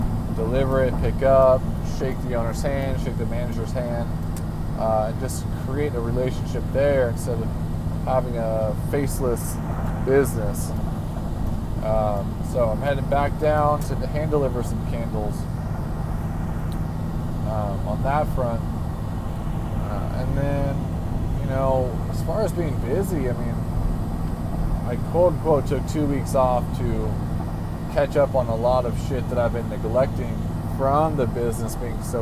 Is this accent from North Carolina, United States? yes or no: no; Atascadero, California, United States; also born or lived in Santa Margarita, California; I grew up in California, but I grew up in a much more rural setting. I grew up in south of Tascadero, which is about 30,000 people